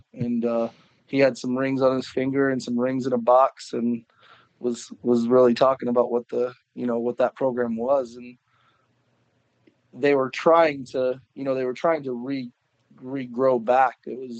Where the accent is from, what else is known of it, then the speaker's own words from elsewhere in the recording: Sedalia, Missouri, United States; Sedalia is. It's a smaller town. It's obviously it's 20 minutes from Warrensburg.